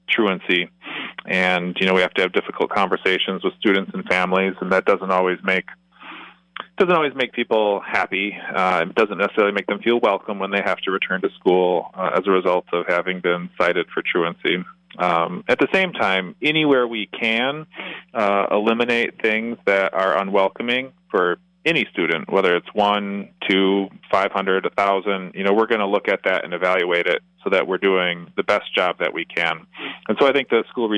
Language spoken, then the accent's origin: English; Plainfield, Wisconsin, United States; Growing up in Plainfield, Wisconsin